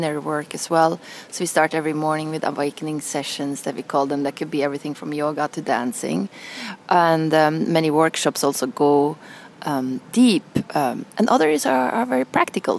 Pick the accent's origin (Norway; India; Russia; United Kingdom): Norway; moved away as an adult; also born or lived in Milan; growing up in Norway.